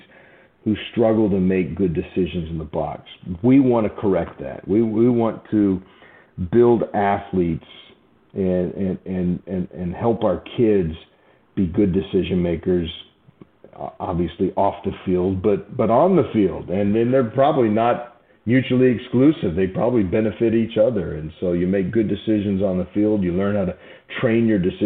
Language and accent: English; Southern California, United States; now in Nashville, United States; I'm from Southern California